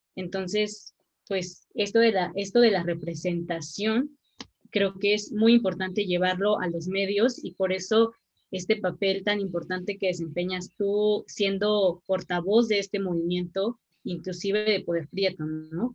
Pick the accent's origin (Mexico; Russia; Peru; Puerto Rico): Mexico; no somos mexicanas y mexicanos de segunda